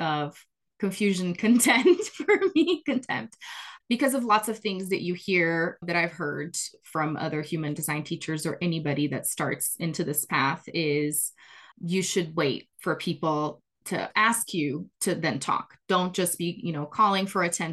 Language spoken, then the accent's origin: English; Brazil; English is a second language; moved away; I am originally from Brazil, grew up there, born and raised.